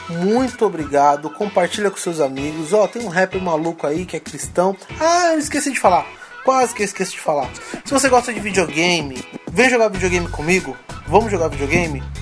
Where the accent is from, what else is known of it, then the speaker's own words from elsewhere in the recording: São Paulo, Brazil; Minha quebrada também, salve Zona Norte, Jardim Peri, Peri Alto, tamo junto.